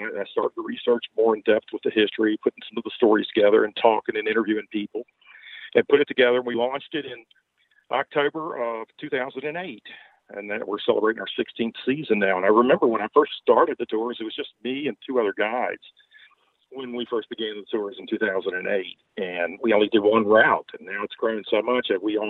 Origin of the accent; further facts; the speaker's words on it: Baltimore, Maryland, United States; accent: Southern; moved away as an adult; now in Virginia, United States; No, originally I'm from Baltimore, Maryland, but you could not tell it by the way I speak. I've lived in Virginia now about 50 years and really have the Southern accent now.